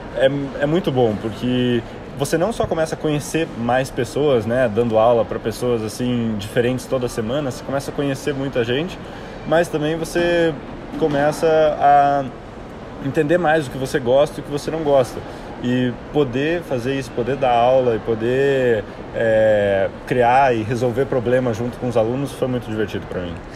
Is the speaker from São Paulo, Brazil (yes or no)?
no; Curitiba, Paraná, Brazil; moved away as an adult; now in Atlanta, United States; sou de Curitiba, né, nasci aqui em Curitiba e morei minha vida inteira aqui até né, sair para a faculdade.